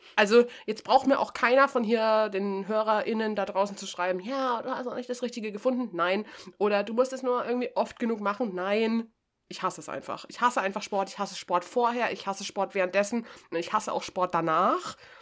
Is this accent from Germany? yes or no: yes; Bavaria, Germany; für mich als Bayerin